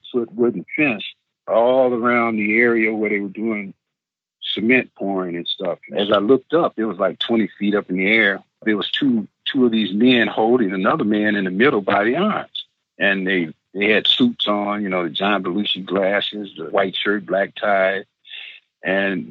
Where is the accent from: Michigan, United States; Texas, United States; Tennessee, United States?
Michigan, United States; Benton Harbor; also born or lived in Detroit, Michigan; I was in Benton Harbor, Michigan, my hometown